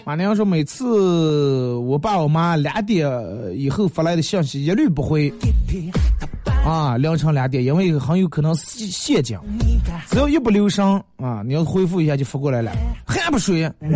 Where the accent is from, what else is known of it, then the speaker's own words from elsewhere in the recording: Northeast China, China; 我是个东北人